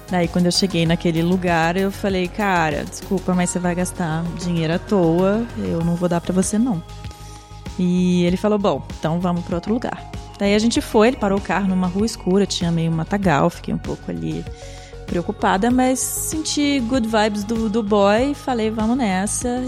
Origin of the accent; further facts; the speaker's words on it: Minas Gerais, Brazil; eu também tem sou de Minas